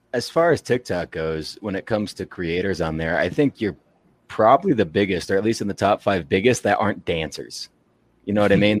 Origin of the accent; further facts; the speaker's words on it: Arkansas, United States; I'm from Arkansas, but my dad and stepdad are both from Illinois. So I grew up watching Chicago teams.